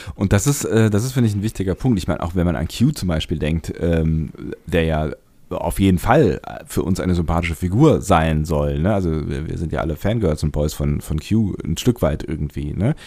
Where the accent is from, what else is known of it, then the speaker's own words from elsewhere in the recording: Germany; speziell bei uns in Deutschland